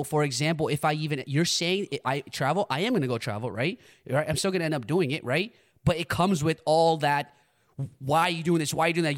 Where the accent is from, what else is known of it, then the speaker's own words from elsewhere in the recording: United States; I grew up in America